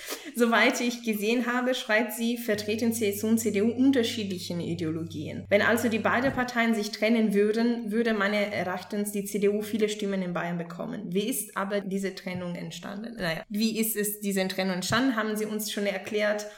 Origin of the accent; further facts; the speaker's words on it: Italy; now in Munich, Germany; ich bin aus Italien